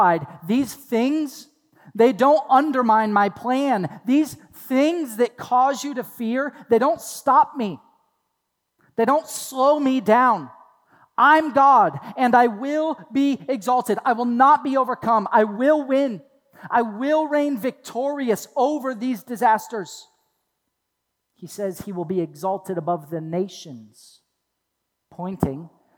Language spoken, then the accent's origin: English; Toledo, Ohio, United States; I grew up in Toledo, Ohio